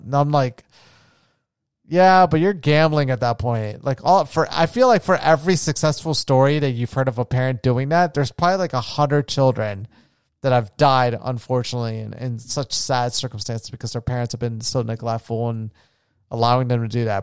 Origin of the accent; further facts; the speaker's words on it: Florida, United States; moved away; my hometown, um, in Usamara Beach in Florida. where I grew up near the ocean